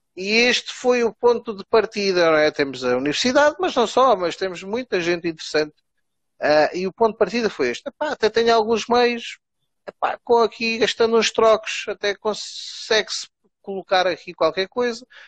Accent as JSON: {"language": "Portuguese", "region": "Alentejo", "country": "Portugal", "moved": "yes", "said": "eu como alentejano"}